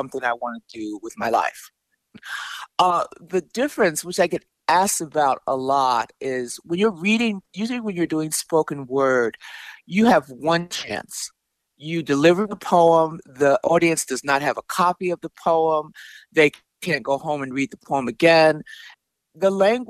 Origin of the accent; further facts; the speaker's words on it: Chicago, Illinois, United States; I grew up in Chicago. I'm a Chicago native.